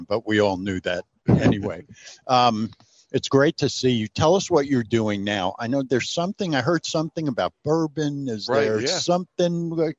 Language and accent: English; New York, United States; moved away; I grew up in New York.